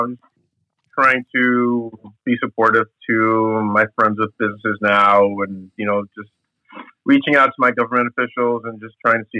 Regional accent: New York City, New York, United States; moved away as an adult; also born or lived in West Coast; I grew up in New York City. I grew up in Queens.

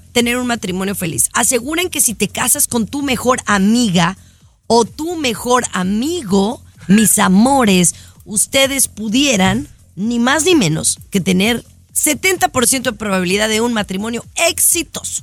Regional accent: Mexico; con una mexicana, como en mi caso

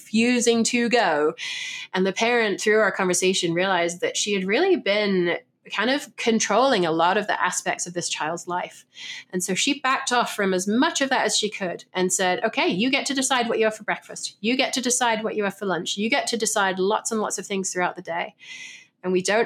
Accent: England, United Kingdom; moved away; I'm English

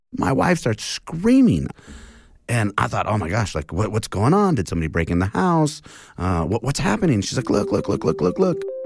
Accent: Montana, United States; moved away; also born or lived in Alaska / Spokane, Washington / Idaho; So I was born in Alaska. I was raised in Montana

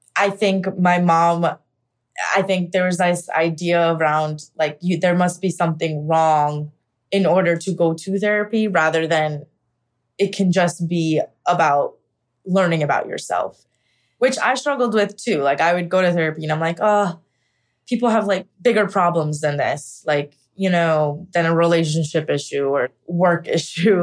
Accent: Pennsylvania, United States; moved away as an adult; now in New York City, United States; I am originally from Pennsylvania. I moved to New York City about ten years ago.

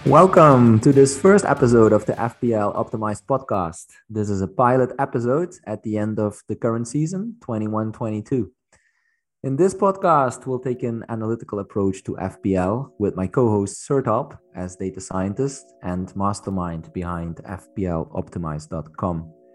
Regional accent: Netherlands; now in Belgium; I'm from the Netherlands, but I live in Belgium

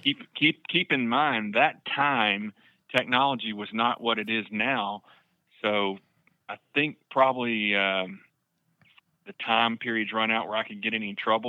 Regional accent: Camden, Arkansas, United States; now in Northwest Arkansas, United States; I grew up in Camden, about four doors down from the Harrells

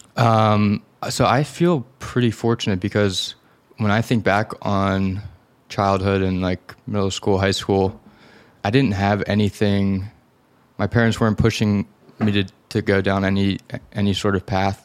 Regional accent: Philadelphia, Pennsylvania, United States; in Philadelphia, in a suburb outside of, outside the city

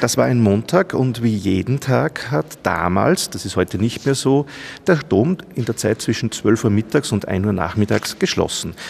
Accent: Heimat, Upper Austria, Austria; also born or lived in Salzburg; vor einigen Jahren bin ich über den Umweg Salzburg, Kooperationsredaktion der Kirchenzeitungen, wieder zu meinen Anfängen in meine Heimat zurückgekehrt

